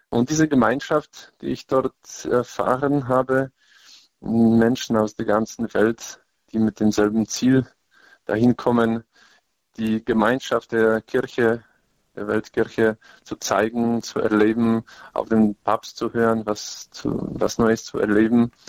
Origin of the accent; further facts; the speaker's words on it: Lesser Poland, Poland; in Krakau. Es war für mich ganz wichtig, in meiner Heimat und auch in der Stadt, wo ich meine theologische Ausbildung gemacht habe.